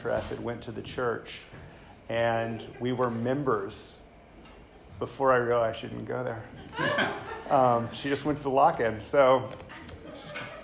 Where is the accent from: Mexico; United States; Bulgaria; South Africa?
United States; the South; I grew up white in the South